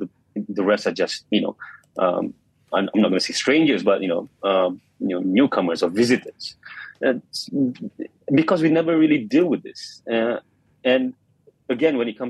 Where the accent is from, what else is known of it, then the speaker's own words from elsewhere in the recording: Malaysia; being Malaysian